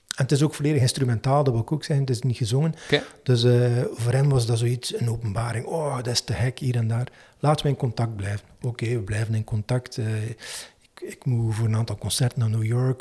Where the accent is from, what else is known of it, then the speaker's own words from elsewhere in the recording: Menen, Flanders, Belgium; now in Waregem, Belgium; Ik woon in Waregem, maar ik ben niet oorspronkelijk van Waregem, maar van Menen eigenlijk.